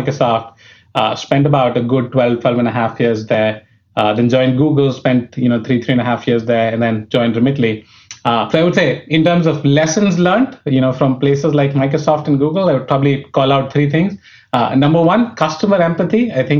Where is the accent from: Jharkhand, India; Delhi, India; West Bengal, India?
Delhi, India; New Delhi; moved away as an adult; I was born in India, brought up in New Delhi, which was the capital.